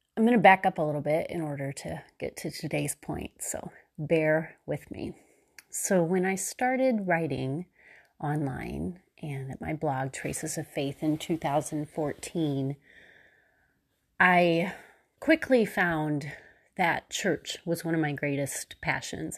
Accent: Missouri, United States; I was still in Missouri, just like I had been in my hometown

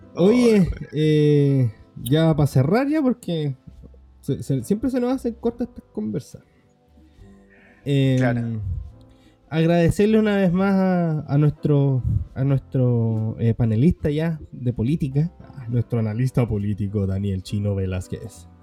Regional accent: Chile; chilenos éramos

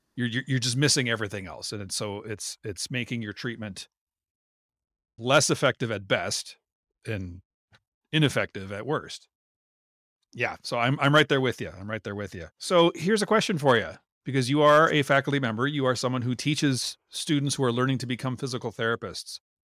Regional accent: Minnesota, United States; we grew up in Minnesota

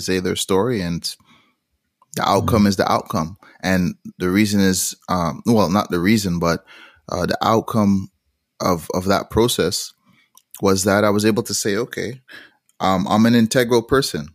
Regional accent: Montreal, Quebec, Canada; also born or lived in Toronto / Jamaica; So I ended up growing, growing up in Montreal, uh, Canada, but traveling back to Jamaica f-, frequently

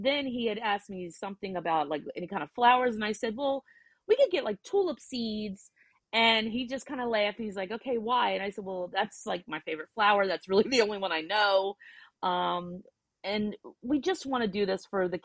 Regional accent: New Jersey, United States; we're from Jersey

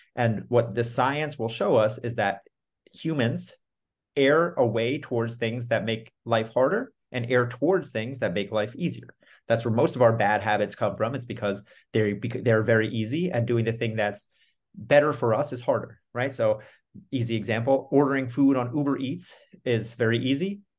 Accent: New York, United States; I'm from New York. I'm recording this in Austin right now

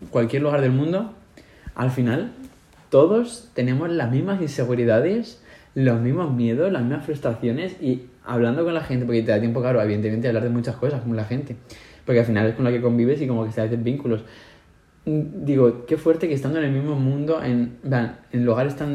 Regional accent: Spain; now in Sweden; aquí todo el mundo maneja unas cantidades, los únicos que miramos el dinero de las cosas somos los españoles.

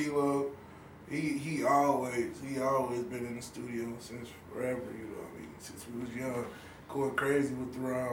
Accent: Wichita, Kansas, United States; I've been here my whole life, basically, you know what I mean, since I was a little kid

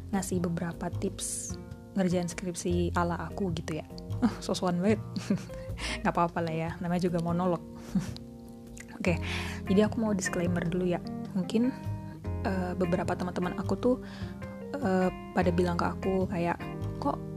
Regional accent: Surakarta, Central Java, Indonesia; Aku orang asli Solo.

